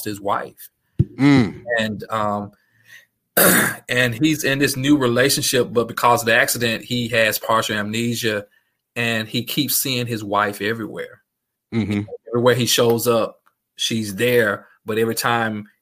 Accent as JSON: {"language": "English", "town": "Yazoo City", "region": "Mississippi", "country": "United States", "also_born_or_lived": "Jackson, Mississippi", "moved": "yes", "said": "I'm from Yazoo City"}